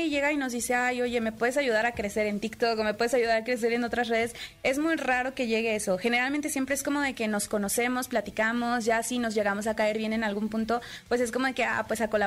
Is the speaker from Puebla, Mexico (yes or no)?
yes; Puebla, Mexico; also born or lived in Monterrey; now in Mexico City, Mexico; Soy de, bueno, es que soy de Puebla